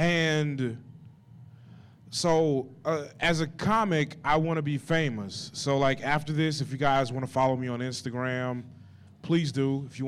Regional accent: Bernice, Louisiana, United States; moved away as an adult; now in Des Moines, United States; I'm a comedian here in Des Moines. I live in Des Moines. I've lived here for about 7 years, and I'm originally from Bernice, Louisiana.

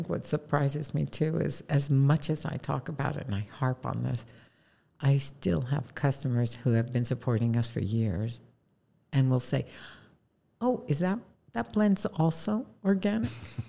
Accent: East Coast, United States; is growing up on the East Coast, we had a bottled soda called Yoo-Hoo.

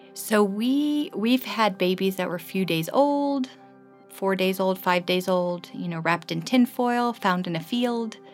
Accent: East Coast, United States; moved away as an adult; also born or lived in Germany / New York / Washington, D.C.; now in Johannesburg, South Africa; I grew up on the East Coast, so outside of New York and then outside of Washington, D C.

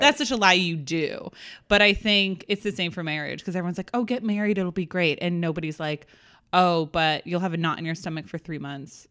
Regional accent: New England, United States; I'm from New England

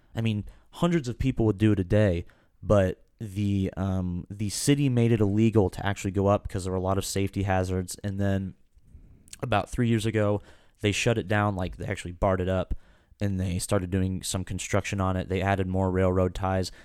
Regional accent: Kansas, United States; We're from Kansas

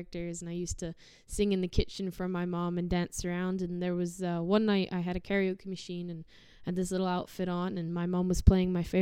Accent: Sherwood Park, Alberta, Canada; also born or lived in Somerset, England; So Sherwood Park's kind of my little nest

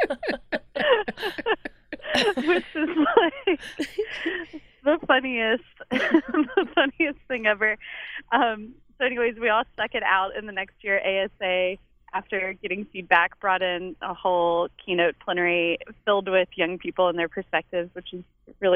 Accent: Richmond, Virginia, United States; now in Whitesburg, United States; I'm from Richmond, Virginia

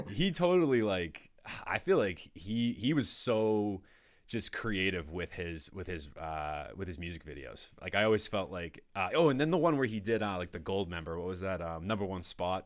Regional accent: Danvers, Massachusetts, United States; also born or lived in Peabody / Framingham / Medford / Reading; now in North Andover, United States; I grew up in Danvers

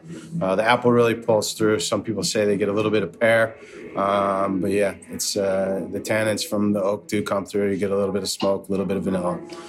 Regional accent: Western New York, United States; moved away; Originally, Western New York.

